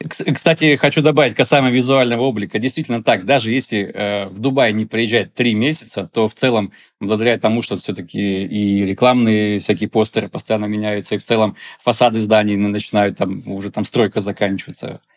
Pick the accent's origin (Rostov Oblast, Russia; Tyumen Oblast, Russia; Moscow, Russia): Tyumen Oblast, Russia; Tyumen; moved away as an adult; now in Dubai, United Arab Emirates; Я сам из Тюмени, то есть у меня за плечами 10 лет э, работы фотографом э, в Тюмени